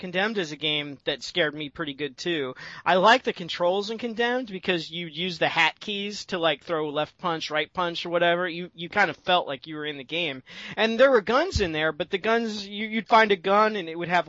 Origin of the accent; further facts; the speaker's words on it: United States; I'm an American.